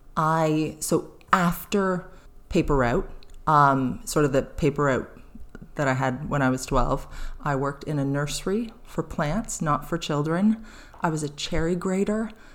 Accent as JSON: {"language": "English", "town": "St. Catharines", "region": "Ontario", "country": "Canada", "tie": "born or raised there", "moved": "as an adult", "lives_now": "New Brunswick, Canada", "said": "I grew up in Southern Ontario in, uh, about fifteen minutes from Niagara Falls, Niagara on the Lake, in a city called Saint Catharines"}